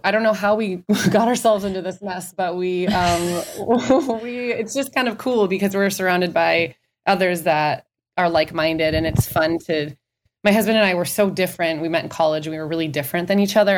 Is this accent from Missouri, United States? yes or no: no; Minnesota, United States; now in Scottsdale, United States; I grew up in Minnesota